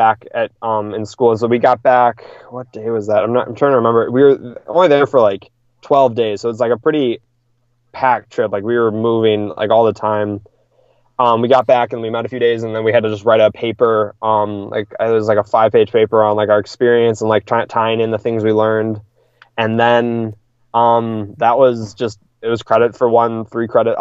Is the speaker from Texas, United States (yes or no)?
no; Wisconsin, United States; I'm from Wisconsin